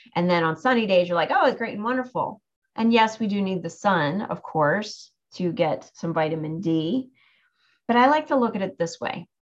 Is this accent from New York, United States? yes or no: no; near Cape May, New Jersey, United States; Cape May, New Jersey, which is not too far from my hometown